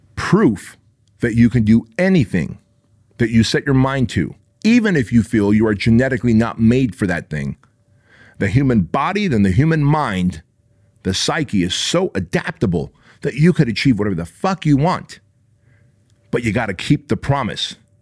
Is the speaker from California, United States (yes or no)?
yes; Santa Ana, California, United States; where I grew up in Santa Ana, California